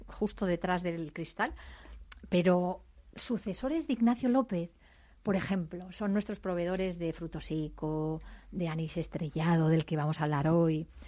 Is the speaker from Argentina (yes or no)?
no; Madrid, Community of Madrid, Spain; yo soy de Madrid, porque me crié en, las calles oscuras